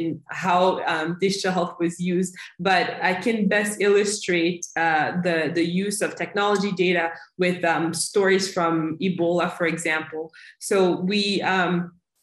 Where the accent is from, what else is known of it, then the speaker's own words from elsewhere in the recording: United States; moved away as an adult; now in Democratic Republic of the Congo; I grew up in the US and then over a decade ago made the decision to return to my home country, the DRC